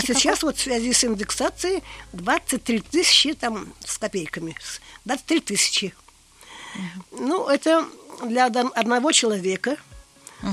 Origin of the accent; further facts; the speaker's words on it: Russia; now in Kazan, Russia; Я выросла на Каме.